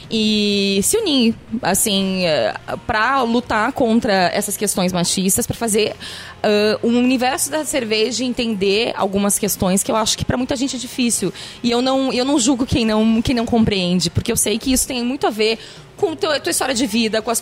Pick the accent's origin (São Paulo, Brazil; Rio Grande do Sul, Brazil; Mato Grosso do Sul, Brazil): Rio Grande do Sul, Brazil; Passo Fundo; Eu diminuí, eu acho, um pouquinho. Mas quando eu vou pra Passo Fundo